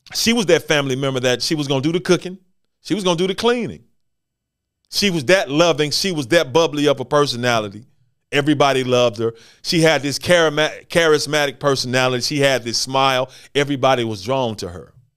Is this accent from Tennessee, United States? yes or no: yes; Memphis, Tennessee, United States; born and raised in Memphis, Tennessee